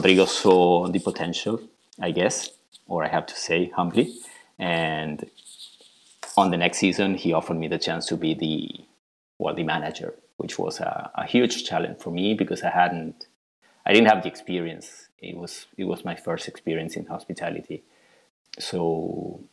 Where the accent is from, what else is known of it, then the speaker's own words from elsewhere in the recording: Buenos Aires, Argentina; moved away as an adult; now in Patagonia, Argentina; I was born and raised in Buenos Aires